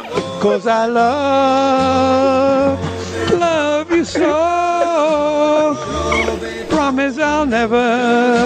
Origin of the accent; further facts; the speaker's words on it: New York City, New York, United States; also born or lived in Bronx, New York / Puerto Rico; I was born and raised in Manhattan. I lived in the Bronx